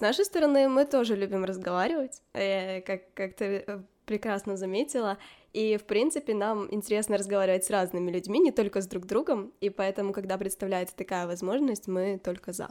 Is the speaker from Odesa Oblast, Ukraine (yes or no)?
yes; Odesa, Odesa Oblast, Ukraine; now in Norway; И я из Одессы, из Украины, но живу в Норвегии